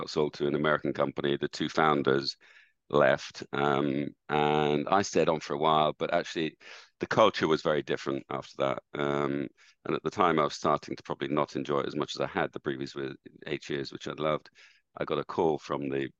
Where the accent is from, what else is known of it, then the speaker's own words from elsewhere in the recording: Dublin, Leinster, Ireland; moved away as an adult; also born or lived in United Kingdom; I was brought up in Ireland and went to school in Dublin, university in Dublin